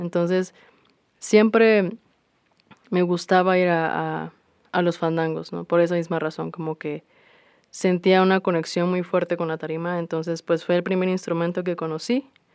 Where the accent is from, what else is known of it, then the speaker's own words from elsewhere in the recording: Minatitlán, Veracruz, Mexico; moved away as an adult; now in Xalapa, Mexico; yo soy del sur de Veracruz, específicamente de Minatitlán. Em, yo, bueno, crecí ahí hasta hace unos tres años que me mudé a Jalapa